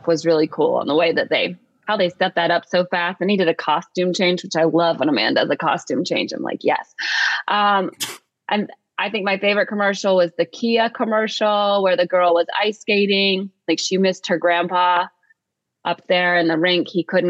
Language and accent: English; Atlanta, Georgia, United States; I'm from Atlanta.